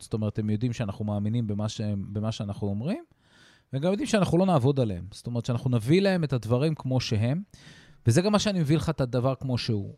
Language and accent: Hebrew; Israel; הערכים שלנו כישראלים